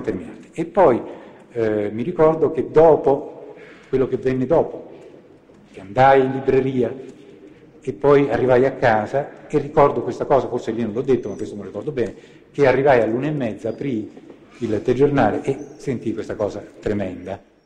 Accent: Treviso, Veneto, Italy; Sono nato a Treviso il ventinove agosto del millenovecentoquarantatré.

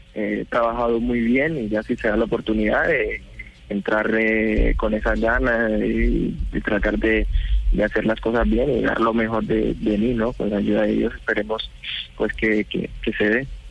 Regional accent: Colombia; moved away as an adult; now in Italy; En el momento que salí de Colombia, ya a los 21

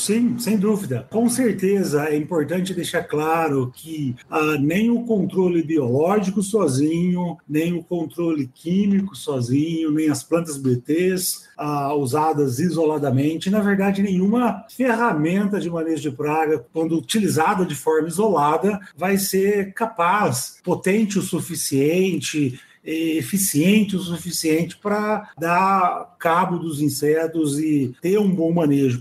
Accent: Espírito Santo do Pinhal, São Paulo, Brazil; also born or lived in Jaboticabal, São Paulo / Ribeirão Preto, São Paulo; na Faculdade de Espírito Santo do Pinhal, São Paulo, uma faculdade que eu morro de paixão por ela até hoje, na cidade onde eu nasci

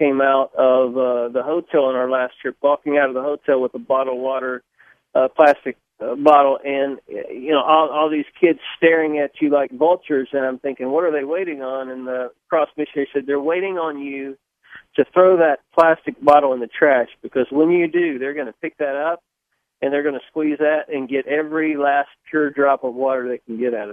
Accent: Spartanburg, South Carolina, United States; I grew up in South Carolina, which is still home for me, and in the big metropolis of Spartanburg

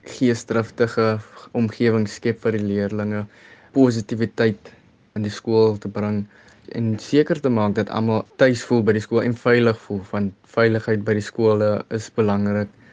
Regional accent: Kraaifontein, Western Cape, South Africa; ek is van Kraaifontein oorspronklik

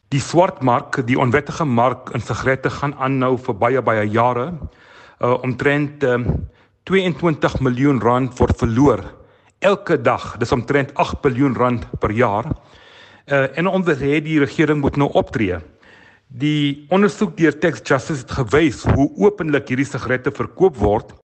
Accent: South Africa; ons as Suid-Afrikaners

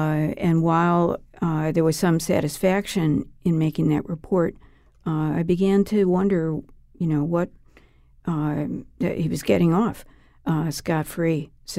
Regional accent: Oak Park, Illinois, United States; Well, I grew up in Oak Park, Illinois, which is part of the Archdiocese of Chicago

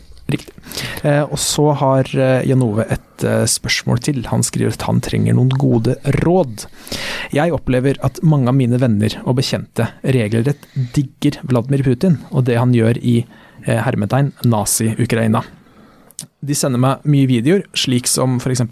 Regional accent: Norway; jeg vokste opp i Skjetve

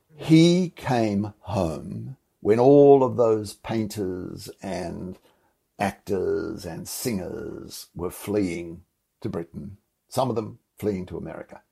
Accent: Australia; I'm profoundly Australian and this is my home

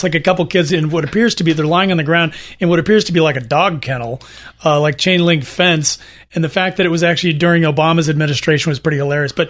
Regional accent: Rialto, California, United States; I grew up in Rialto, Ed. It was a little different.

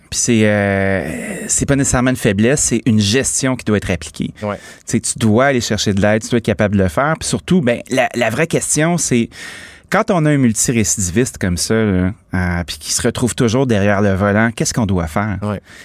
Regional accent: Laval, Quebec, Canada; je suis originaire de Laval

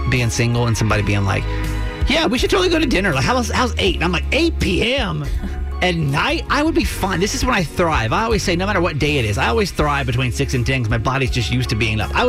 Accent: Columbia, Maryland, United States; I'm from Columbia

